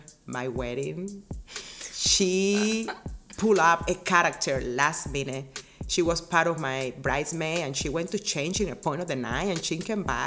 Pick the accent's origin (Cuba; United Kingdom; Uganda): Cuba; born or raised there; moved away as an adult; now in United States